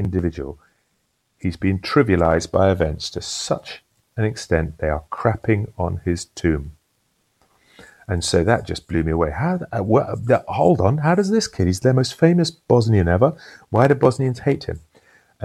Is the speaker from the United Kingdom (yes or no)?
yes; United Kingdom; as a British person